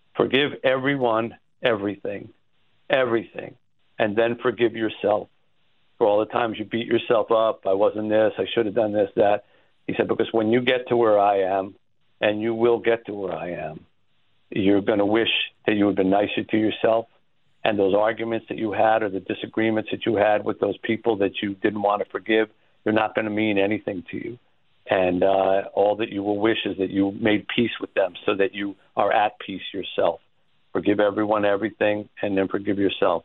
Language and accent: English; New Jersey, United States; now in Detroit, United States; I grew up in New Jersey